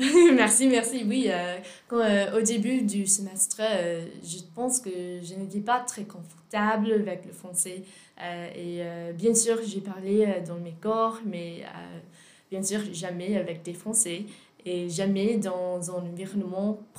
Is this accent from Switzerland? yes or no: no; Virginia, United States; French is a second language; moved away as an adult; now in Aix-en-Provence, France; je suis américaine, je suis de Virginie.